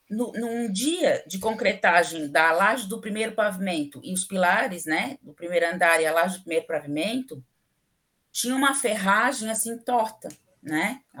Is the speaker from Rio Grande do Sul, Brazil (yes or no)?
yes; Rio Grande do Sul, Brazil; quando eu, nessas viagens para para o Rio Grande do Sul, né, lá na minha cidade, eu sofri um acidente de carro horrível quando eu tinha 13 anos de idade.